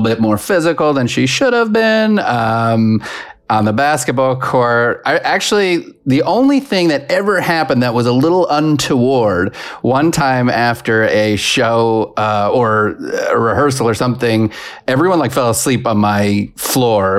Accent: New York, United States; now in Los Angeles, United States; I was raised in New York. I now live in Los Angeles

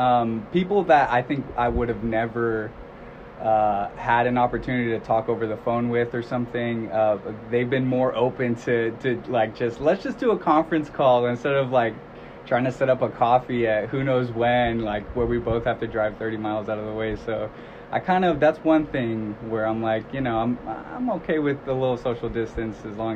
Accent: Long Beach, California, United States; I'm from Long Beach.

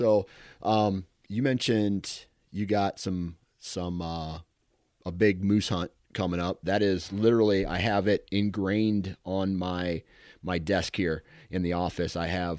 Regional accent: Iowa, United States; I'm from Iowa, one of the greatest states for whitetail hunting. That's where I cut my teeth on the outdoors.

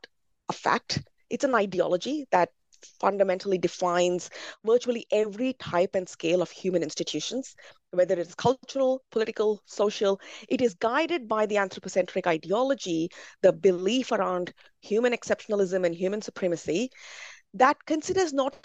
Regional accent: India; as a Brahmin growing up in India

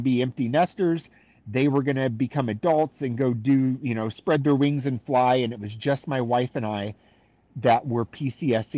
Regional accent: San Diego, California, United States; moved away as an adult; now in Pensacola, United States; I grew up in San Diego.

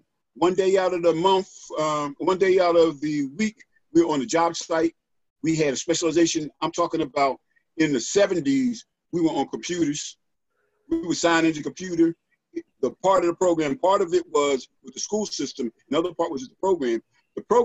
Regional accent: Philadelphia, Pennsylvania, United States; I grew up in North Philly

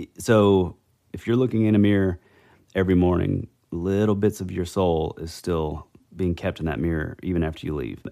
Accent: the Bible Belt, United States; grew up in the Bible Belt, you know, small, these small town, you know, tiny little churches when I was growing up

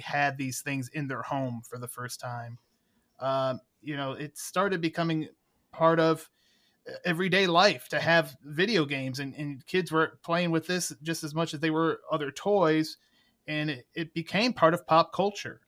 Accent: Cleveland, Ohio, United States; my hometown of Cleveland, Ohio

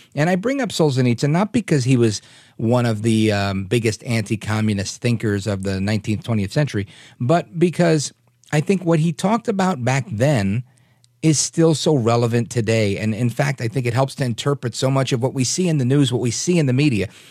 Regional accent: New York City, New York, United States; I grew up in New York.

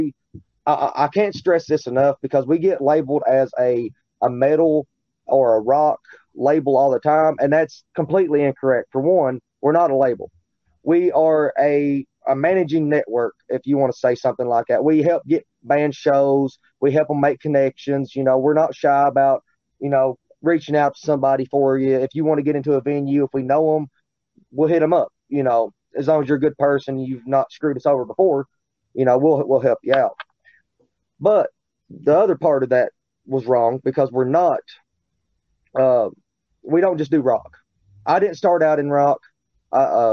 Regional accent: Richmond, Kentucky, United States; I'm from Richmond. It's same damn county, though

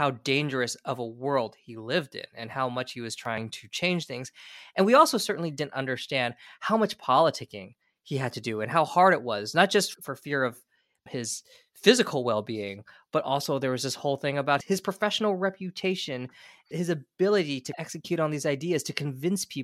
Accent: California, United States; I grew up in California, which is a much different environment.

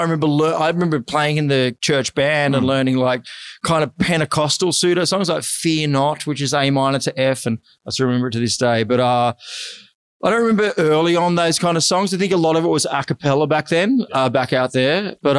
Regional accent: Oakey, Queensland, Australia; also born or lived in Bourke; we moved to a place from Bourke. We moved to Oakey, which is outside of Toowoomba, and continued this. And it was one of those interesting little upbringings.

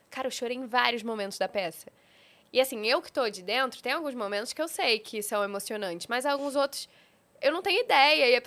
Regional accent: Rio de Janeiro, Brazil; accent: carioca; eu sou do Rio, então eu tenho o meu sotaque, né? O meu sotaque chiado, que agora eu acho que, não sei, eu tenho a impressão de que tá diminuindo, mas é, é puxado.

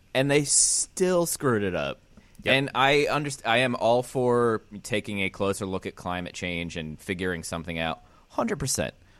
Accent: Pennsylvania, United States; born or raised there; moved away

